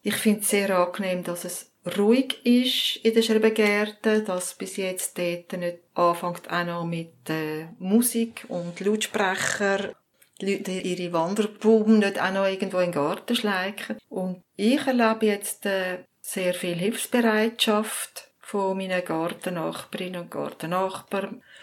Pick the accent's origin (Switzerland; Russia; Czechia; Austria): Switzerland; Zurich; Ich bin auch in Zürich aufgewachsen.